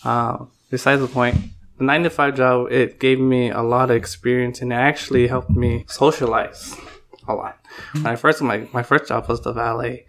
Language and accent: English; San Francisco, California, United States; also born or lived in Palm Springs, California; I came to San Francisco in 95